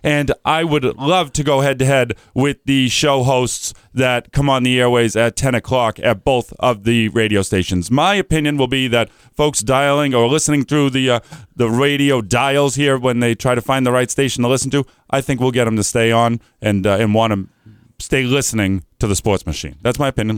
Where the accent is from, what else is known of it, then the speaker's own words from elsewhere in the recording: Methuen, Massachusetts, United States; I grew up in Methuen, Massachusetts